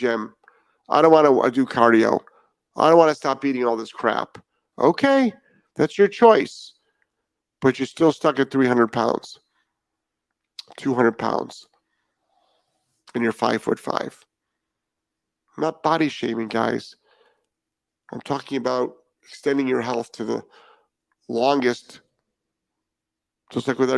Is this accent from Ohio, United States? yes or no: yes; Cleveland, Ohio, United States; we grew up in Cleveland